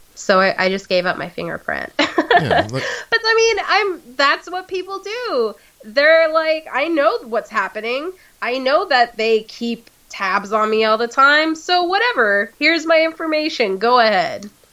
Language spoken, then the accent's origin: English; United States; I'm American